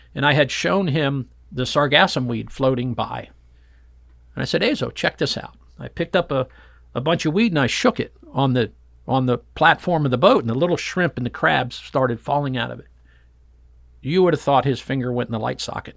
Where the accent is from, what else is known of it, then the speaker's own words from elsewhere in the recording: Fort Lauderdale, Florida, United States; I grew up in Fort Lauderdale going offshore fishing